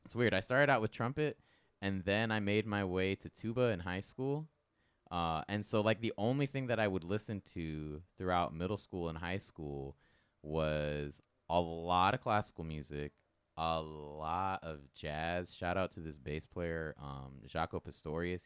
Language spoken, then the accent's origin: English; Tampa, Florida, United States; I'm definitely a Tampa boy. I, my birth certificate says, uh, Tampa General Hospital